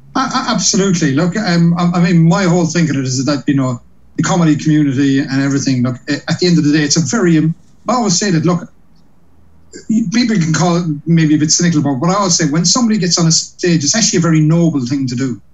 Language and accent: English; Cork, Munster, Ireland; now in London, United Kingdom; I'm from Cork in Ireland.